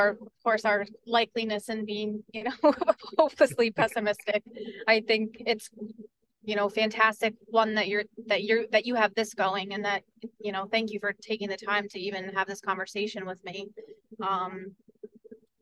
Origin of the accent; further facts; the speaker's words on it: Port Jervis, New York, United States; I am on council in the city of Port Jervis, and that's my hometown